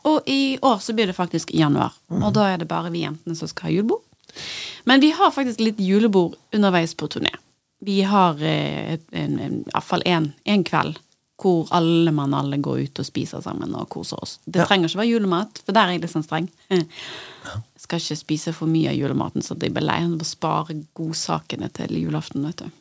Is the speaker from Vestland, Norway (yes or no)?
yes; Bergen, Vestland, Norway; som bergenser